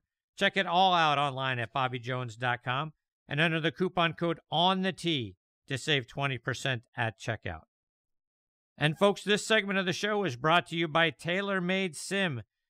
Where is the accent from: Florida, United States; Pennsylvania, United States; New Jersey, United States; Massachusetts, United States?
Pennsylvania, United States; Pittsburgh; my hometown of Pittsburgh, Pennsylvania.